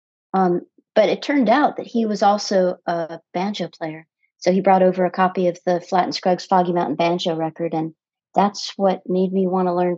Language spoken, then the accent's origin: English; Connecticut, United States; I was taking guitar lessons when I was about probably 9 years old, growing up in Connecticut